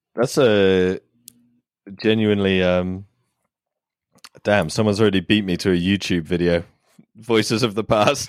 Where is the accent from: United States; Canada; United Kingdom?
United Kingdom; I am British